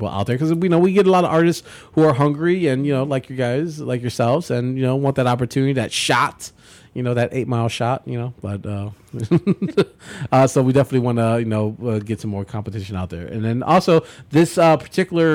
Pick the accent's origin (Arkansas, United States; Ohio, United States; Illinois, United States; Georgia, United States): Illinois, United States; Chicago; I grew up on the south side and I live north